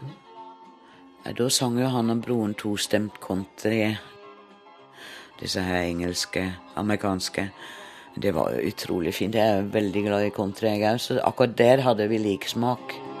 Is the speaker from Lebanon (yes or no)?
no; Herning, Central Denmark Region, Denmark; Norwegian is a second language; moved away as an adult; also born or lived in Oslo, Norway; now in Drangedal, Norway; Jeg er i grunnen fra Danmark, Herning, midt på Jylland